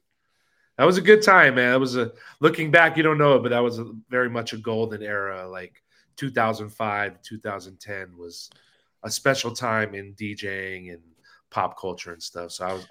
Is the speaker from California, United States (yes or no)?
yes; Los Angeles, California, United States; I'm born and raised in LA.